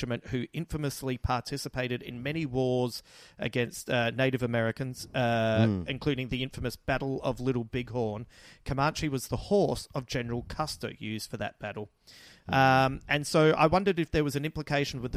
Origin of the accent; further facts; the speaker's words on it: Australia; I love being Australian and I love this country